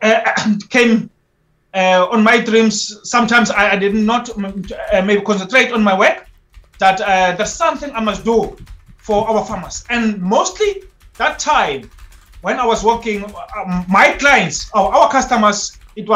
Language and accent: English; Free State, South Africa; moved away as an adult; now in East London, South Africa; I was born in Free State, a small town, Beltfontein